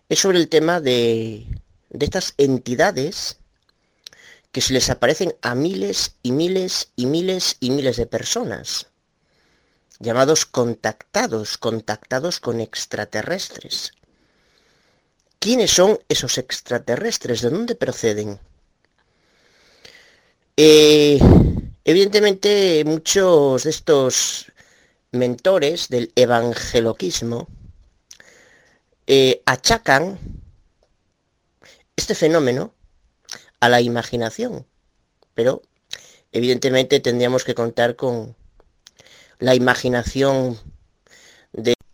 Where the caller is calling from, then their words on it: Galicia, Spain; bueno, soy abuelo de Galicia, España. Quiero hacerte una pregunta, Tito.